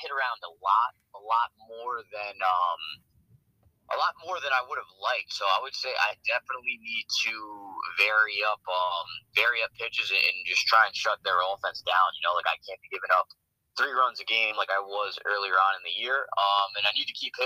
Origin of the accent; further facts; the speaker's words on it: New York, United States; Born and raised in New York